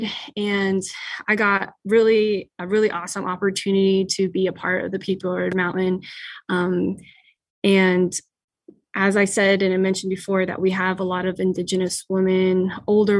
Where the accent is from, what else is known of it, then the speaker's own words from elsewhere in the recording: United States; I am from the Fort McDermitt Paiute Shoshone tribe.